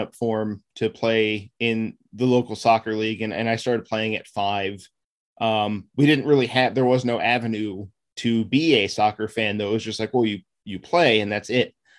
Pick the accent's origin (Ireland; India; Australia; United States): United States; Maryland suburbs of DC; I was born and raised in the Maryland suburbs, uh, just outside of DC, and that's where I still live